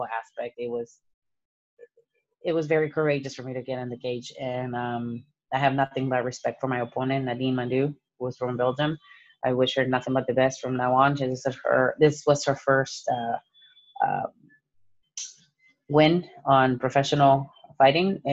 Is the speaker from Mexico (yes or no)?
yes; Mexico; now in United States; born and raised in Mexico, and I came to the United States as an immigrant.